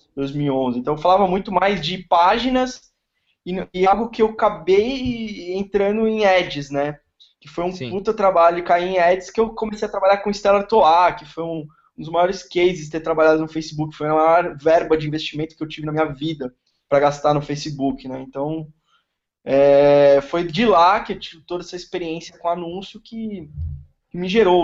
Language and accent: Portuguese; São Paulo, Brazil; moved away as an adult; now in Florianópolis, Brazil; Eu moro em Floripa, sou de São Paulo, tô morando aqui